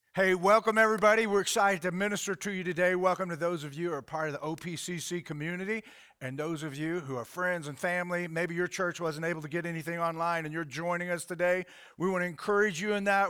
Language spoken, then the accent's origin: English; Oklahoma City, Oklahoma, United States; I grew up in Oklahoma City